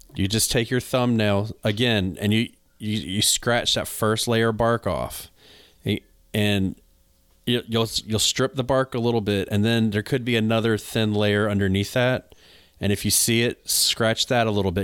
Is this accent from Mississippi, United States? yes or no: no; North Carolina, United States; moved away; I'm from North Carolina originally